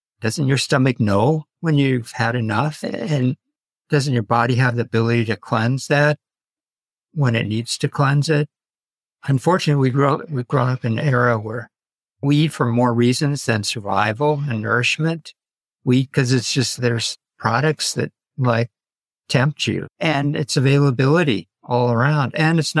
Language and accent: English; United States; I was an ABC because I was born in this country, American-born Chinese